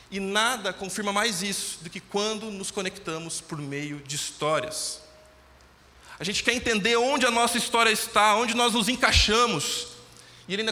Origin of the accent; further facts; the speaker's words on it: Tupã, São Paulo, Brazil; como eu você, vim de Tupã.